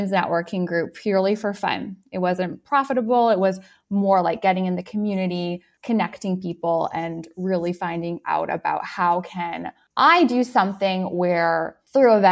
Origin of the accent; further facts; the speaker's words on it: Canada; I'm from Canada